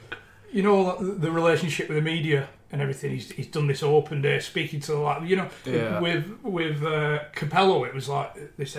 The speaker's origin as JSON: {"language": "English", "region": "England", "country": "United Kingdom", "said": "It's all part of being English."}